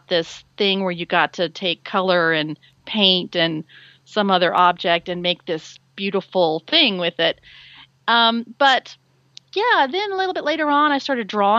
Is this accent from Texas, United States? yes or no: yes; Dallas, Texas, United States; I grew up in Dallas, Texas, which is actually where I still am.